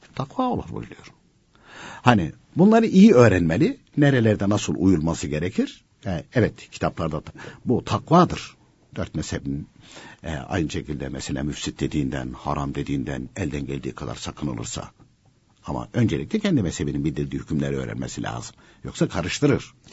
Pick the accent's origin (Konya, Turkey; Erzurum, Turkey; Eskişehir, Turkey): Konya, Turkey; ben de Konyalıyım.